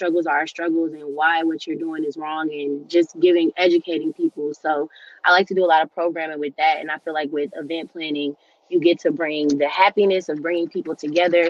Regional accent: Georgia, United States; also born or lived in Cleveland, Ohio; I'm originally from Cleveland, Ohio, but I've been in Georgia my whole life. So yeah, I guess I'm from Georgia

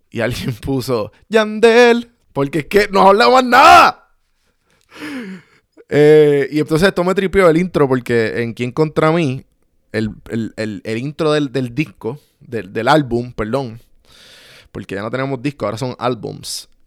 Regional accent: Puerto Rico; So que, eh, como puertorriqueños, tenemos que entender

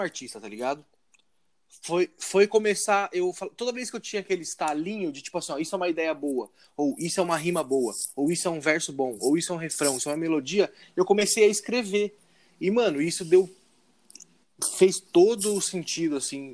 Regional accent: Indaiatuba, São Paulo, Brazil; Nós três somos de Indaiatuba, então a gente tá na cena daqui

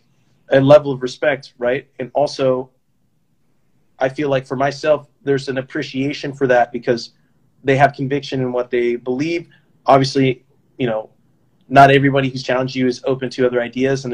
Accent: Davis, California, United States; I'm from Davis.

